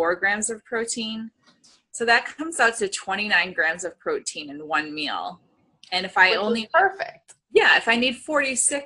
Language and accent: English; New England, United States; I'm from New England.